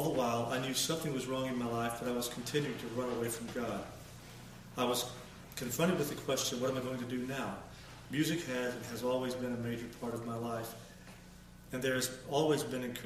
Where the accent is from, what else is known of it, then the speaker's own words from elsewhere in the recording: Huntsville, Alabama, United States; I grew up in the Huntsville, Alabama area